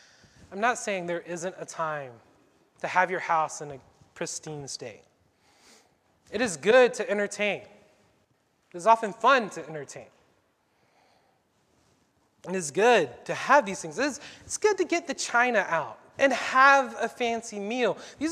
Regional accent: the South, United States; You know, I grew up in the South. Mom always asked me to help clean when guests were coming over

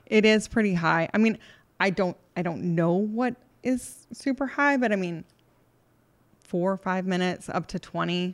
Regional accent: San Antonio, Texas, United States; we were little girls and growing up in San Antonio and playing in the creeks

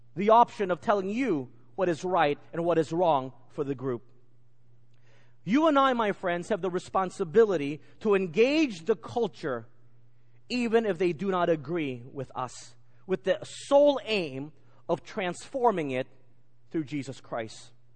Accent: United States; moved away; growing up in America

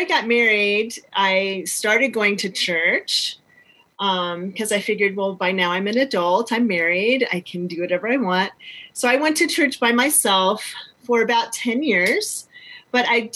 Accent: North Carolina, United States; I was born in North Carolina

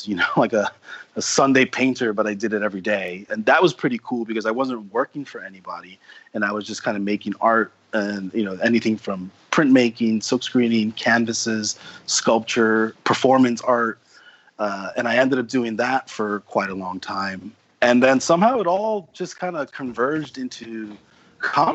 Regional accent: New York City, New York, United States; moved away as an adult; now in Japan; I'm from New York City, and I grew up here

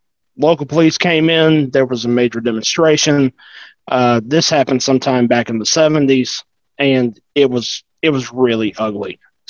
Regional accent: the South, United States; I grew up in the South

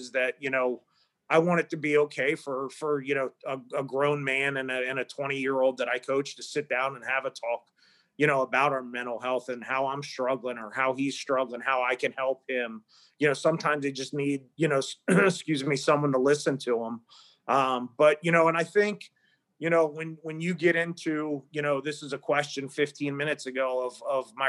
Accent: Maryland, United States; moved away; Maryland is my, you know, my home state

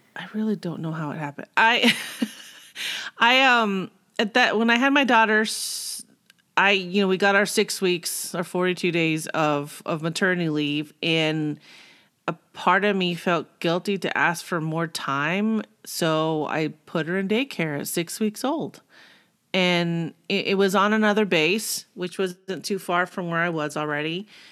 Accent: Simi Valley, California, United States; moved away; also born or lived in Arizona; I grew up in California, Simi Valley.

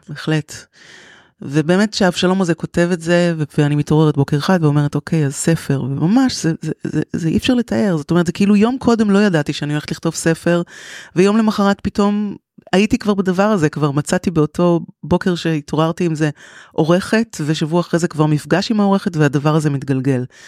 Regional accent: Tel Aviv, Tel Aviv District, Israel; moved away as an adult; now in Kfar Saba, Israel; אני תל אביבית, נולדתי בתל אביב, גדלתי בתל אביב

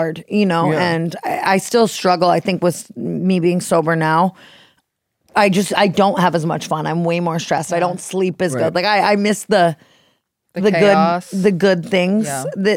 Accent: Las Vegas, Nevada, United States; now in Los Angeles, United States; I grew up in Vegas

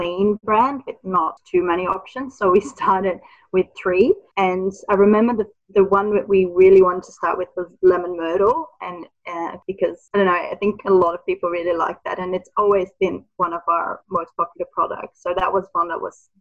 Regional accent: Netherlands; moved away; I'm originally from the Netherlands

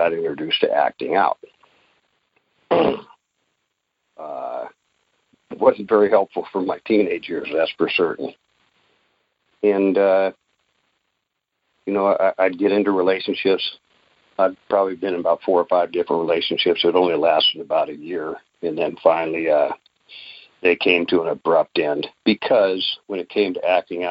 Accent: Alaska, United States; I was born and raised in Alaska, a large family.

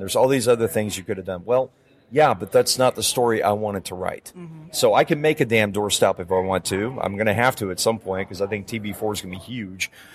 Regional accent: Calgary, Alberta, Canada; when I was growing up in Canada

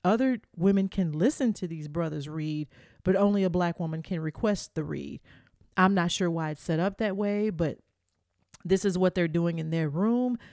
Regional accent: the South, United States; I'm from the South. We just big down here.

